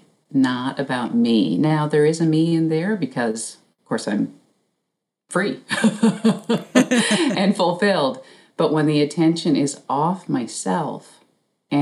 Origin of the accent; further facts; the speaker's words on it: Newfoundland and Labrador, Canada; growing up in Newfoundland